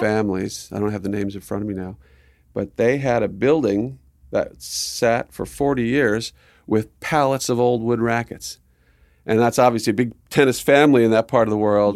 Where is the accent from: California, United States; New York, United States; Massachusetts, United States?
California, United States; Southern; moved away; also born or lived in Arizona; growing up in Southern Cal